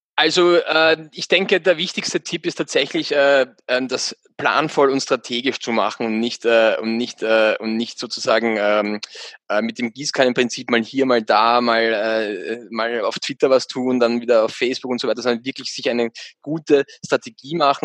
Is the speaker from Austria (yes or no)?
yes; Austria; bei uns in Österreich